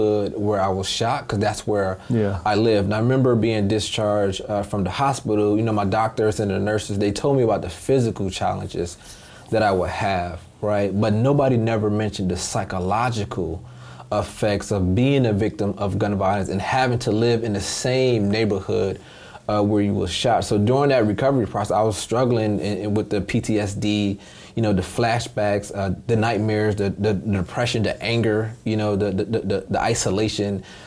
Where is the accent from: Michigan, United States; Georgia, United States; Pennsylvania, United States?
Michigan, United States; Detroit; also born or lived in Hartford, Connecticut; I spent most of my childhood in Detroit, Michigan